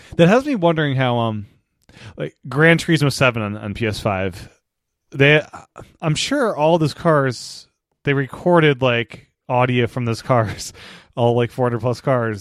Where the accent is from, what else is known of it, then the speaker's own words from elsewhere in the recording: the East, East Coast, United States; moved away as an adult; also born or lived in Los Angeles; I grew up in the East, When I moved to L A, I don't live there anymore, I live back at East again